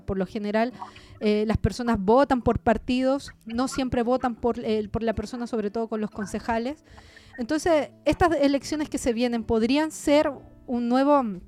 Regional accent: Chile; accent: Chilean; moved away as an adult; also born or lived in Uruguay; Yo hablo y se nota que soy chilena

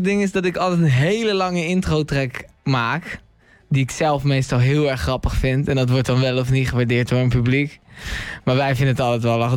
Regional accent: The Hague, South Holland, Netherlands; ik kom uit Den Haag

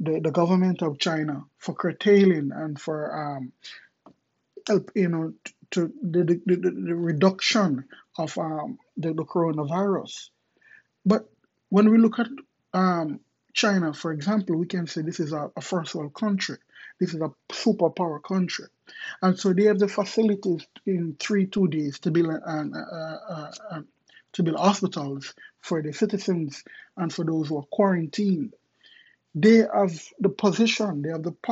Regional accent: Kingston, Jamaica; I remember growing up in Jamaica, in Southside, Kingston, Jamaica

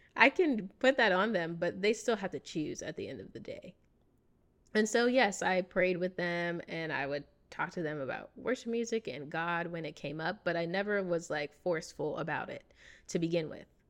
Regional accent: United States; accent: American English; first language English; I speak American English because I grew up here in America.

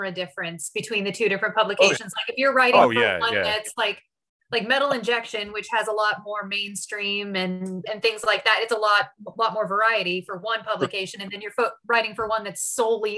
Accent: United States; I'm American

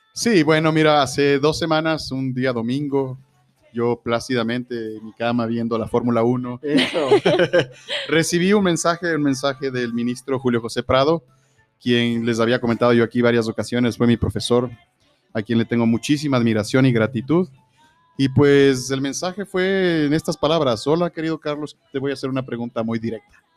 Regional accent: Ecuador

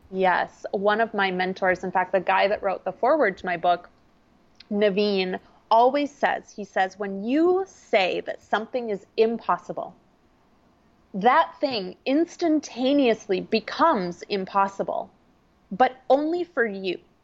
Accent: small town Minnesota, United States; I'm a Midwesterner. I grew up in small town Minnesota

